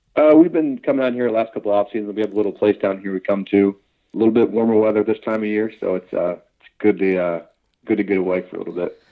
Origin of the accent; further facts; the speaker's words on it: Cincinnati, Ohio, United States; We're, we're both from Cincinnati. We were born and raised there